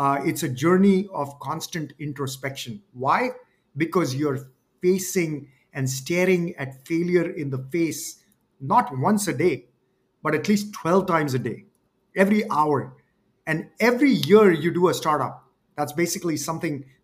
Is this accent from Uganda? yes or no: no; India; moved away as an adult; also born or lived in Wisconsin, United States; I came from India